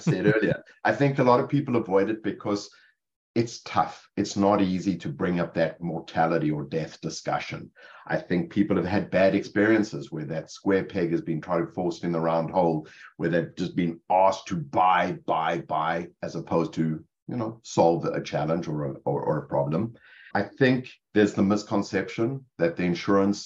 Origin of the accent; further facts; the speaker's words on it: Cape Town, Western Cape, South Africa; moved away as an adult; now in Rutherford, United States; It's Cape Town, South Africa. I grew up in Cape Town.